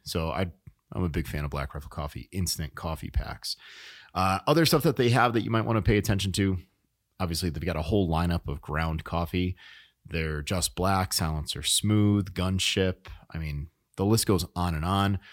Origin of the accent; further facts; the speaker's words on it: New England, United States; moved away; I was born in New England